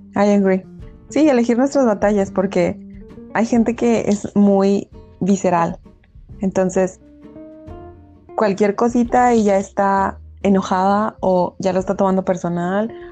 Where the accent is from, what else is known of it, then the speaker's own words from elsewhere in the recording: Mexico; como buen mexicano